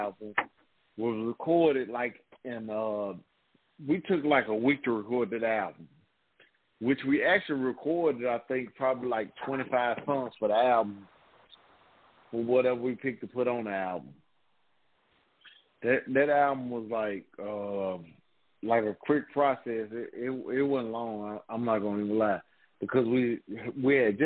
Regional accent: Memphis, Tennessee, United States; I'm from the Magnolia in Memphis

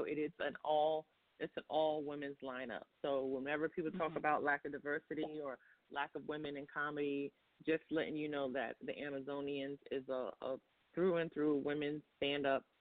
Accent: New York City, New York, United States; I'm from Brooklyn, New York

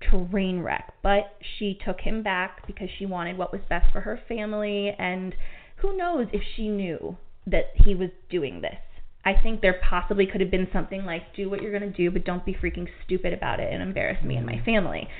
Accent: Cleveland, Ohio, United States; my hometown of Cleveland

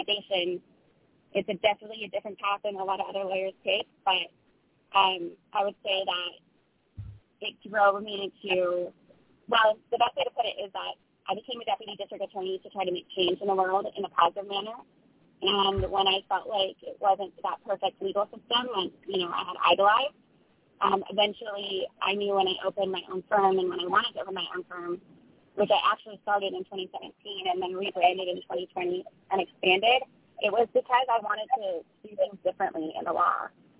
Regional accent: Ireland; born there; I was born in Ireland in the 1980s

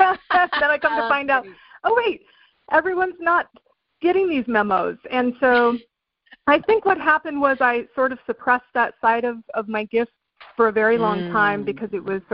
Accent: England, United Kingdom; I grew up in England, actually. My dad was in the Air Force.

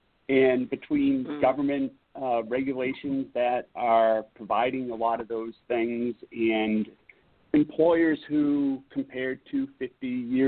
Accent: East Coast, United States; growing up on the East Coast, what you heard about the Teamsters was not really conducive to a partnership with employers.

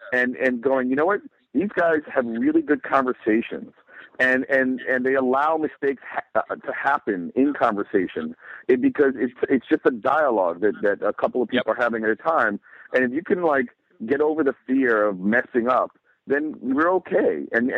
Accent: New York City, New York, United States; I'm a New Yorker and I took public transportation.

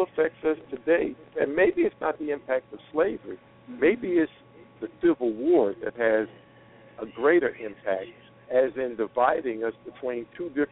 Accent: North Carolina, United States; also born or lived in New York; now in Las Vegas, United States; Growing up in North Carolina

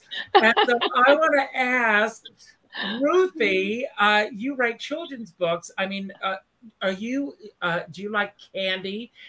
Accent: South Carolina, United States; moved away as an adult; now in New York, United States; when I first moved to New York, because I grew up in the South. And I remember my first Sunday in New York, finding Park Avenue Methodist Church and going for the first time, because believe it or not, even until I left South Carolina in 1979, churches were still segregated.

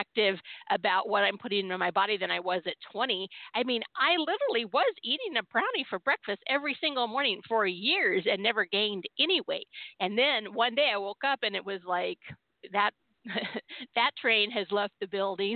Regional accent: California, United States; I was born and raised in California

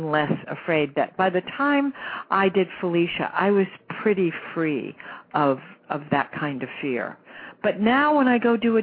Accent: Long Beach, California, United States; I was born in Long Beach, California. I grew up in a very modest home.

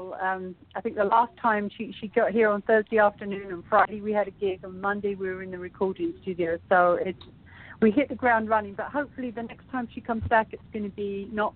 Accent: London, United Kingdom; moved away as an adult; now in United States; I'm from London, but I've lived here my entire adult life.

